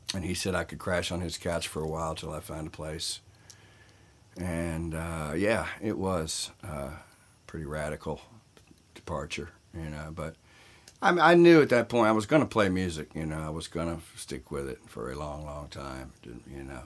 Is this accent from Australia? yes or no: no; Southern Virginia, United States; moved away as an adult; now in Los Angeles, United States; I grew up in uh, Southern California. Uh, excuse me, Southern Virginia, and um, and outlaw country was big in my hometown